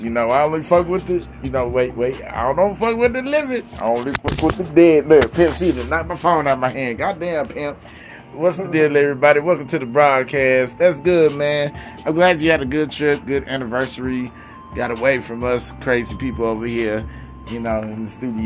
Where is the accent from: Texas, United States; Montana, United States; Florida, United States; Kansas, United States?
Texas, United States; I'm from Texas, so, you know, we have all these little old school sayings